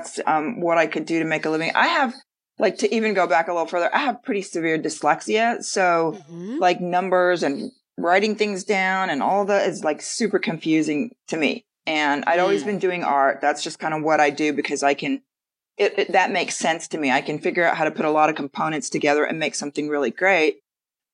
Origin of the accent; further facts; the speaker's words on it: San Antonio, Texas, United States; moved away as an adult; also born or lived in Los Angeles; I moved to LA from Texas originally, San Antonio.